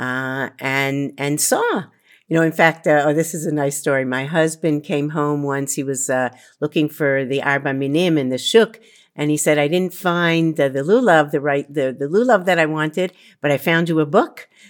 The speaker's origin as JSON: {"language": "English", "town": "Baltimore", "region": "Maryland", "country": "United States", "tie": "born or raised there", "moved": "as an adult", "lives_now": "Israel", "said": "I grew up in Baltimore, Maryland, in a home with two parents and a grandmother."}